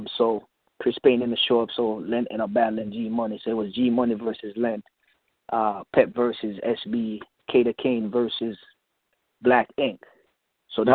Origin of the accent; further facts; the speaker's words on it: Jamaica; I'm Jamaican